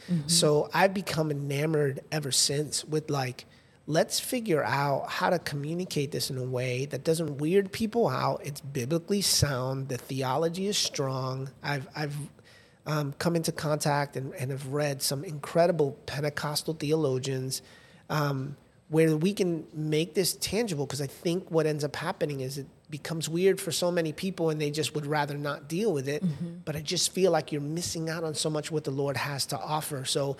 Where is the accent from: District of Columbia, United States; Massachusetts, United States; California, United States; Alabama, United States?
Massachusetts, United States; New Bedford; also born or lived in Fort Lauderdale; this community that I grew up with in New Bedford, Massachusetts. And then we moved to Fort Lauderdale.